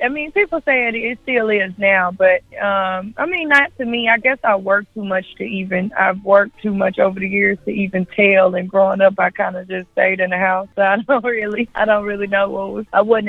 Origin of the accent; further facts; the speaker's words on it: Memphis, Tennessee, United States; I grew up in Westwood, a little bit closer towards Mississippi, but yeah, I grew up in Westwood.